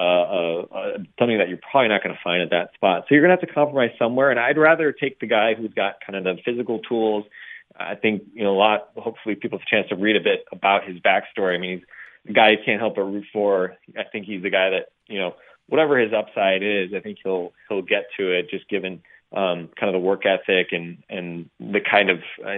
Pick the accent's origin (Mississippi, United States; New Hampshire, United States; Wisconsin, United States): Wisconsin, United States; I grew up in Wisconsin